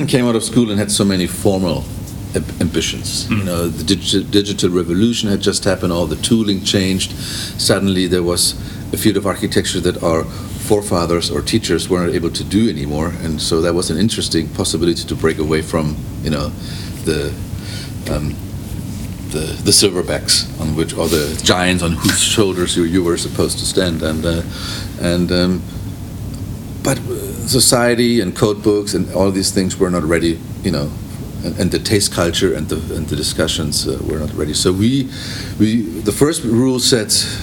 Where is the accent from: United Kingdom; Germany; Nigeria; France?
Germany; moved away; also born or lived in Los Angeles / Beijing; as Germans